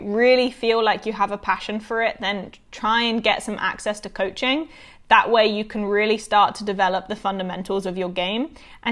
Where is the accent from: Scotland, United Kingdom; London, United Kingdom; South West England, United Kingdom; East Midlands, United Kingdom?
South West England, United Kingdom; Bournemouth; also born or lived in Florida, United States / Savannah, Georgia, United States; now in United States; I grew up in the UK. I started bowling in the UK